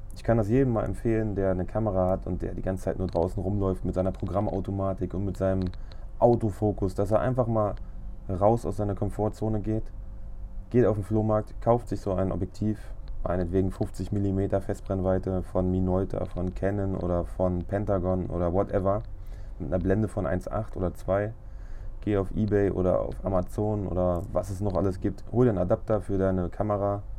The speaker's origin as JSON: {"language": "German", "town": "Braunschweig", "region": "Lower Saxony", "country": "Germany", "said": "Ich komme aus Braunschweig"}